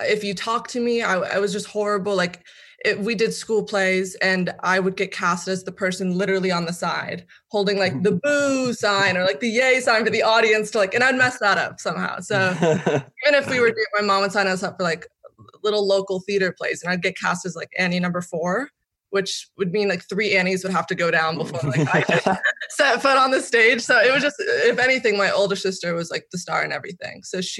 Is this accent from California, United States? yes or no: yes; Hollywood, California, United States; there's a stigma behind growing up in Hollywood or having Hollywood famous parents